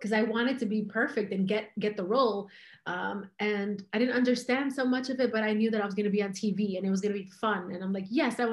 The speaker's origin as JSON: {"language": "English", "town": "New York City", "region": "New York", "country": "United States", "tie": "born or raised there", "said": "I was born here. I was born in New York City, and I'm American"}